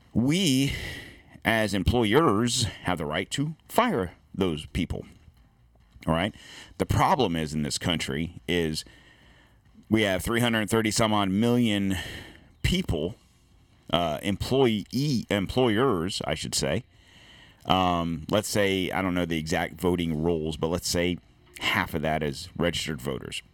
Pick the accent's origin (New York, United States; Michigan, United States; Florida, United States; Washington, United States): Florida, United States; I'm from Florida.